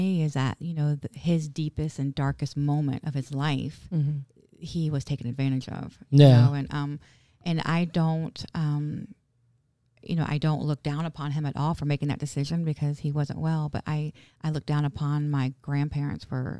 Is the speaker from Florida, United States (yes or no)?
yes; Vero Beach, Florida, United States; also born or lived in Winter Park; Well, so we were raised in Vero.